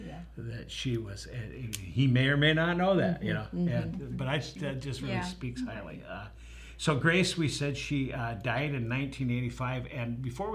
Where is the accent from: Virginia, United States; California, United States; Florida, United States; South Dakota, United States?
South Dakota, United States; Huron; And I'm from Huron, South Dakota.